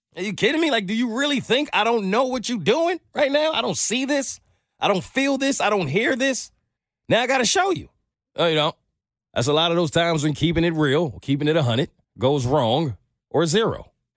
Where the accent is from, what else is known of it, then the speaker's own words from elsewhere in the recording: New York City, New York, United States; I grew up in New York City